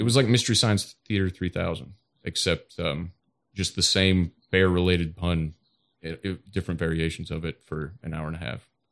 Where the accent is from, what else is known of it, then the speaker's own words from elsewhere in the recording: Toledo, Ohio, United States; Toledo, Ohio